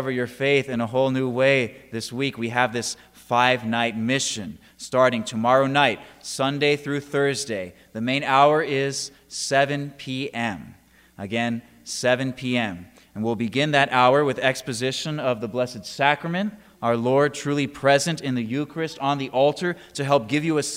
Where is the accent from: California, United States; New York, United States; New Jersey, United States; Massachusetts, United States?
California, United States; San Diego; now in Auburn, United States; I'm originally from San Diego, California, but I am coming to you from Auburn, Kentucky